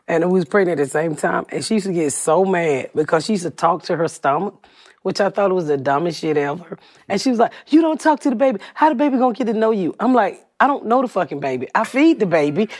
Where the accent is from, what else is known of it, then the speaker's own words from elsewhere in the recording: Atlanta, Georgia, United States; moved away; also born or lived in Plainfield, Indiana; I'm from Atlanta. I'm from the South